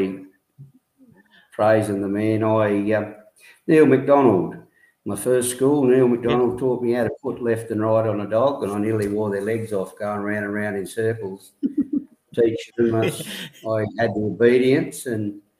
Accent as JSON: {"language": "English", "town": "Broken Hill", "region": "New South Wales", "country": "Australia", "tie": "born or raised there", "said": "I was born in Broken Hill"}